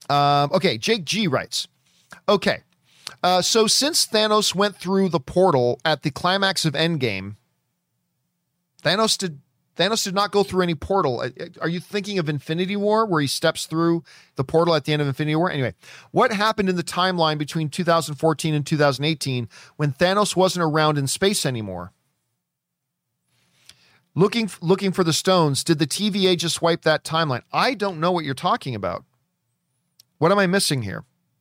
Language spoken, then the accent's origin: English; New York City, New York, United States; born or raised there